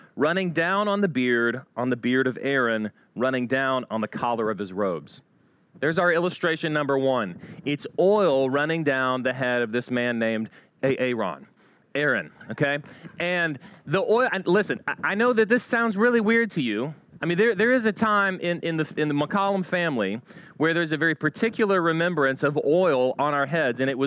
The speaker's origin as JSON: {"language": "English", "area": "Houston suburb", "region": "Texas", "country": "United States", "tie": "born or raised there", "said": "I grew up around Houston, and not in Houston, but in a Houston suburb"}